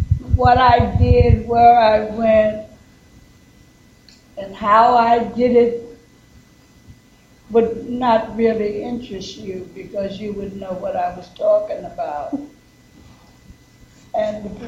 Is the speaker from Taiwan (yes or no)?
no; South Carolina, United States; moved away; also born or lived in Washington, D.C.; I was born in South Carolina